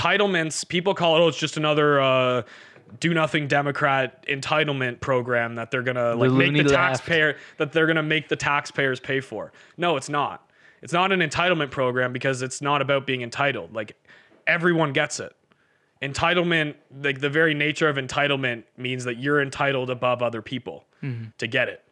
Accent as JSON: {"language": "English", "country": "Canada", "said": "we're from Canada"}